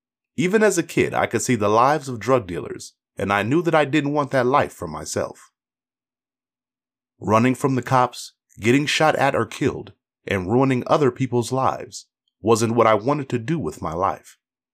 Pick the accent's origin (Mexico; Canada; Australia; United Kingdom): Canada; also born or lived in Haiti; I was born in Haiti and moved to Canada at the age of 6. My family, settled into a public housing project